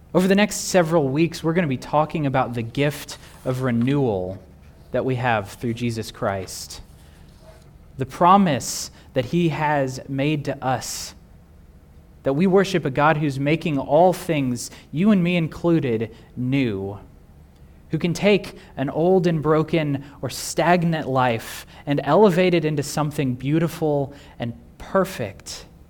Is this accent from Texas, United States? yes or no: yes; Texas, United States; Growing up in Texas